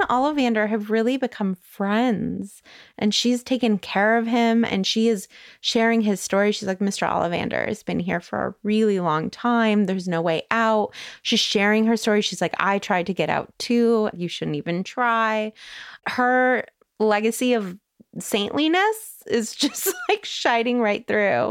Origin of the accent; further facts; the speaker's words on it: Van Nuys, California, United States; born in Van Nuys, California.